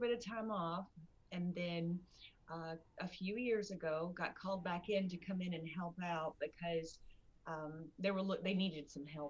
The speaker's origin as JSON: {"language": "English", "town": "Richmond", "region": "Kentucky", "country": "United States", "tie": "born or raised there", "said": "I am from Kentucky. I'm actually born and raised in Richmond"}